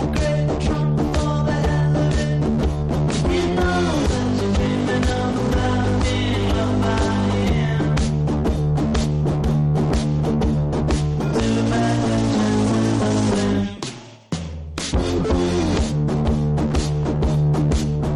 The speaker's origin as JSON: {"language": "English", "town": "Somerset", "region": "Massachusetts", "country": "United States", "tie": "born or raised there", "also_born_or_lived": "Fall River, Massachusetts / Boston, Massachusetts", "moved": "as an adult", "said": "I'm from Massachusetts, okay? I was born in Fall River, grew up in Somerset, educated in Boston"}